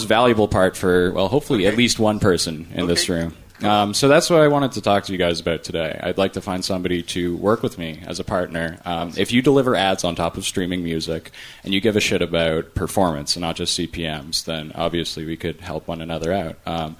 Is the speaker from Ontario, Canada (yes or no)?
yes; Toronto, Ontario, Canada; I'm from Toronto, not quite as far as India.